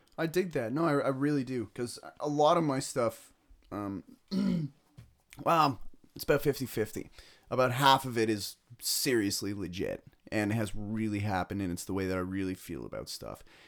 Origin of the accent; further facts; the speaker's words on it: Ennismore, Ontario, Canada; I grew up in Ennismore